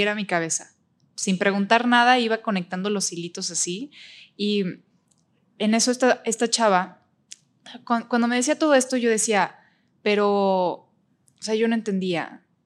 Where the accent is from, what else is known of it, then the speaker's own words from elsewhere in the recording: Mexico; also born or lived in Berlin, Germany; tengo 23 años, soy de México